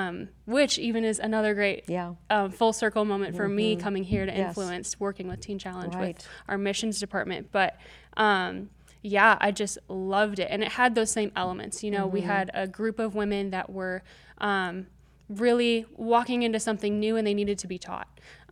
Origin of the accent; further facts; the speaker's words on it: Minnesota, United States; I'm from Minnesota originally.